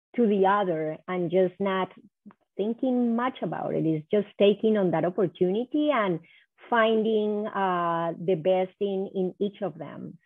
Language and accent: English; Cali, Valle del Cauca, Colombia; moved away as an adult; also born or lived in New York, United States; now in Minnesota, United States; I'm from Cali, Colombia